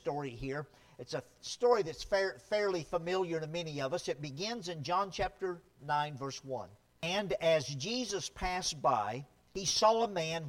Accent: near Shreveport, Louisiana, United States; now in California, United States; where I grew up in Louisiana, there was a time when I was a little boy. I lived out in the country near a big city called Shreveport

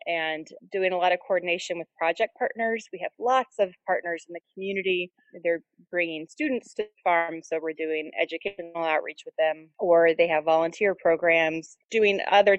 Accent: Portland, Oregon, United States; moved away as an adult; now in Syracuse, United States; I'm actually from Portland, Oregon

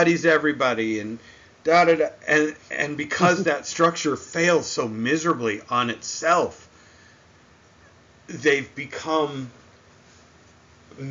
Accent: New England, United States; I'm from New England

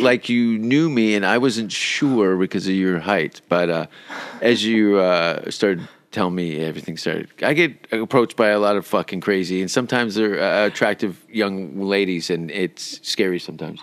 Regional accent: Canada; now in Sweden; I'm from Canada.

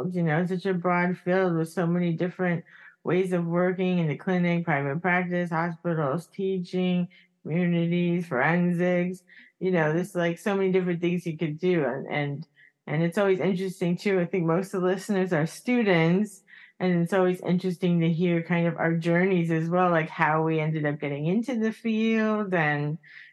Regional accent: Miami, Florida, United States; I'm from Miami

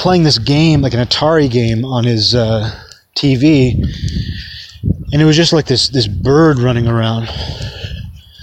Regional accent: hometown with Juanita Bay Park, Washington, United States; moved away; There was this park in my hometown called Juanita Bay Park

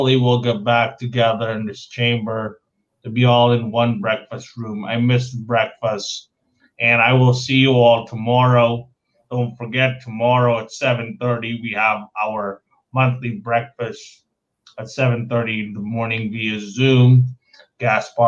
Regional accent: Philippines; moved away; when you're born and raised in the Philippines

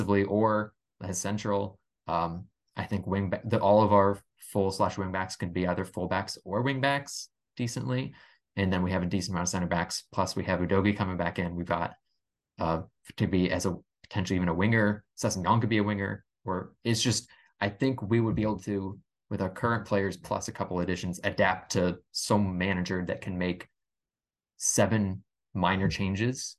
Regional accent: United States; I'm an American.

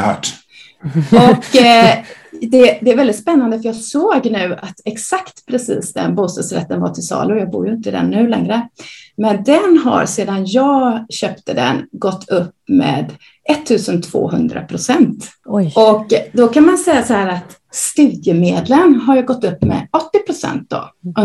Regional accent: Gothenburg, Västra Götaland, Sweden; Jag är uppvuxen i Göteborg, som kanske hörs

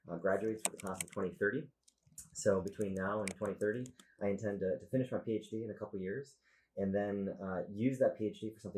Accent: Wisconsin, United States; we are from Wisconsin. We will always have roots in Wisconsin

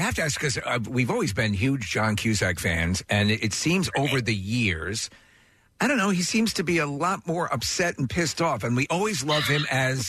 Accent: Long Island, East Northport, New York, United States; moved away; I grew up on Long Island, East Northwood.

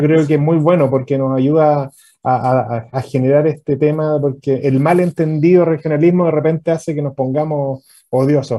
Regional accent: Concepción, Biobío, Chile; Yo soy penquista acérrimo

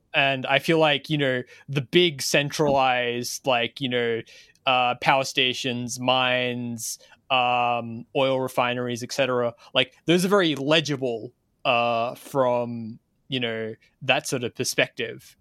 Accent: Australia; as an Australian

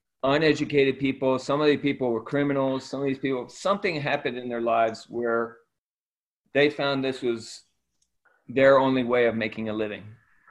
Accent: Ecuador; I was born and raised in Ecuador. My parents were missionaries. My grandparents were missionaries in Ecuador.

